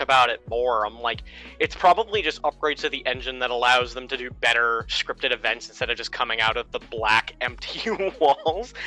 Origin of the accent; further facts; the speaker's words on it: Maine, United States; I'm from Maine